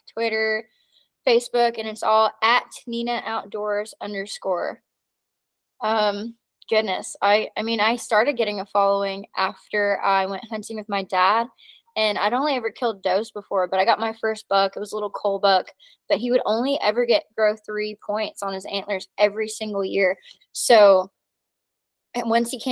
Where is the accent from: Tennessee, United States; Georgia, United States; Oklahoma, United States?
Tennessee, United States; moved away as an adult; also born or lived in New Jersey / Colorado / Alabama; now in New Mexico, United States; when I was 8 years old, we moved to Tennessee